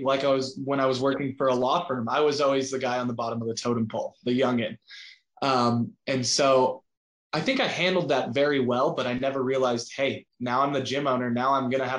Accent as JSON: {"language": "English", "region": "Southern Colorado", "country": "United States", "tie": "born or raised there", "said": "I was a small town kid, grew up in Southern Colorado"}